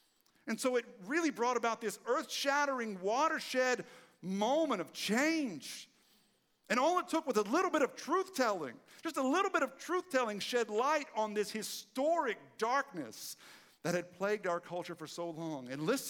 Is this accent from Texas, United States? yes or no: yes; Texas, United States; who in my case was the same person because I'm from East Texas.